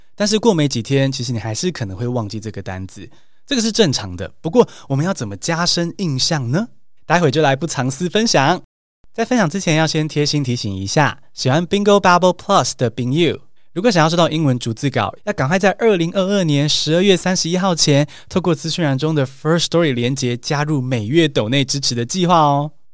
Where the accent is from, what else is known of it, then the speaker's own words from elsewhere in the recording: Taiwan; 我也是台湾土生土长学英文的